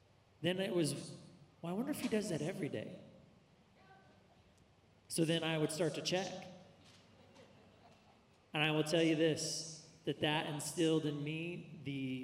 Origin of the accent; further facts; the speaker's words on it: Central California, United States; I grew up mostly in Central California